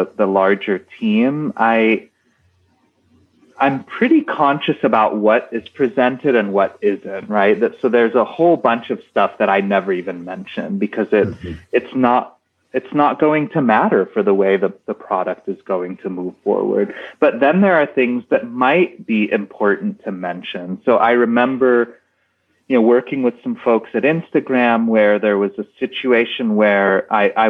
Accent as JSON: {"language": "English", "country": "United States"}